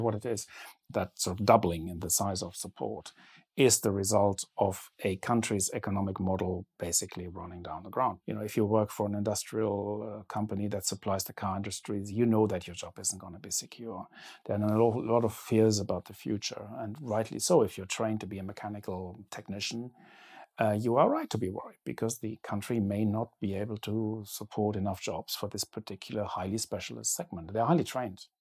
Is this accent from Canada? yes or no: no; Germany; growing up in Germany in the seventies